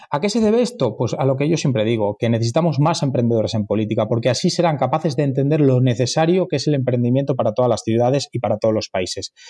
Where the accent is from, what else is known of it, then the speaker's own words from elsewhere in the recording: Madrid, Community of Madrid, Spain; Los madrileños acogemos a todos como si fueran madrileños